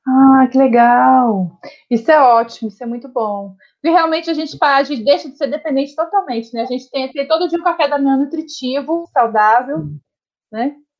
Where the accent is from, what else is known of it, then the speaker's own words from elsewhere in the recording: Minas Gerais, Brazil; now in Brasília, Brazil; sou mineira